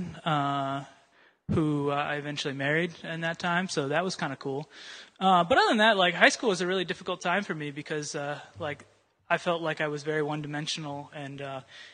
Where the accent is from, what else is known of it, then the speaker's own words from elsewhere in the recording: Urbandale, Iowa, United States; moved away; I grew up in Iowa, a town called Urbandale